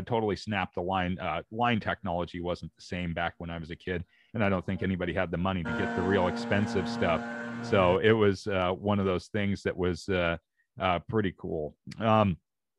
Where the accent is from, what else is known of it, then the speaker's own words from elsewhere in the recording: Oregon, United States; I'm from Oregon. So here in the Pacific Northwest